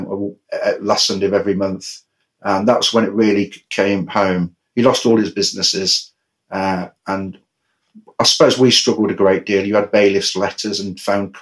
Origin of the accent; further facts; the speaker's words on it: Coventry, West Midlands, United Kingdom; I was raised in Coventry with my brother and sister